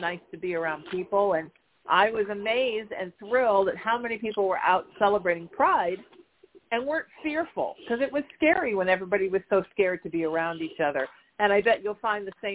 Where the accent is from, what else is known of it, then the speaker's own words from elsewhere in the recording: Huntington Beach, California, United States; I grew up in Huntington Beach, which is where I'm pretty much a lot of the time